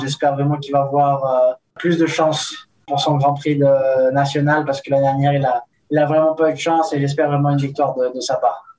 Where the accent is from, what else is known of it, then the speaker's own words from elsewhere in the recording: Nice, Provence-Alpes-Côte d'Azur, France; also born or lived in Spain; now in Andorra; Nice, c'est, c'est une très belle ville. C'est la, la ville où, où j'ai grandi quand, quand j'étais petit